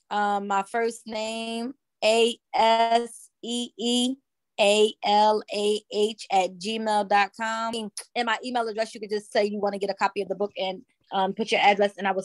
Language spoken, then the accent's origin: English; Newark, New Jersey, United States; I'm from Newark. Yep. I used to live on 15th Street and Avon Avenue.